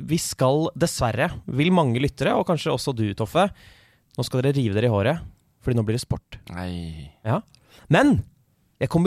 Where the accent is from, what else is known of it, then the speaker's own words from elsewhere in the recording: Norway; Jeg er fra Norge.